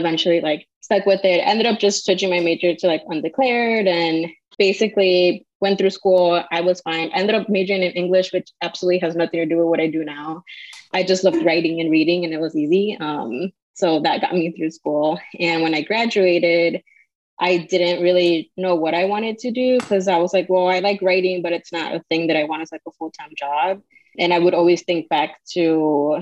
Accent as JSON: {"language": "English", "town": "Chicago", "region": "Illinois", "country": "United States", "tie": "born or raised there", "said": "I'm born and raised in Chicago, so I've been here all my life"}